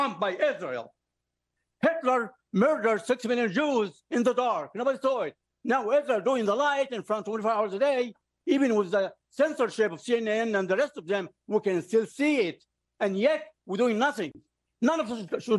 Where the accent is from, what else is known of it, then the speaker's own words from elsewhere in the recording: Egypt; moved away; I come from Egypt